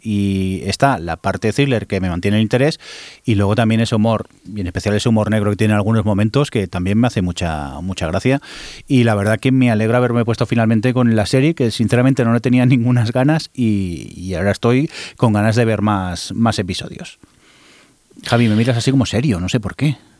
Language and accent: Spanish; Barcelona, Catalonia, Spain; los que somos de Barcelona